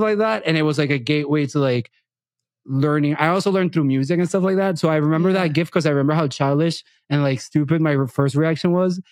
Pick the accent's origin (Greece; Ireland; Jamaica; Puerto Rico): Puerto Rico; first language Spanish; English is a second language; moved away; Growing up in Puerto Rico as a person that speaks Spanish mostly and not English from a very young age